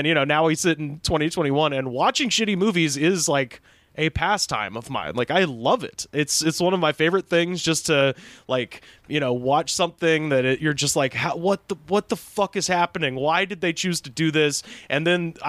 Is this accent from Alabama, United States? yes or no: yes; Auburn, Alabama, United States; I grew up in Auburn, Alabama